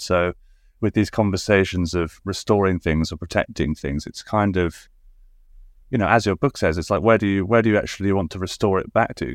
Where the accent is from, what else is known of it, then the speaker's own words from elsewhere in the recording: Suffolk, East of England, United Kingdom; I grew up in Suffolk